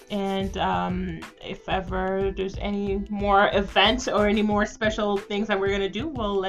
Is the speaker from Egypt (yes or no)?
no; Haiti; now in Canada; I'm from Haiti, but currently living in Canada.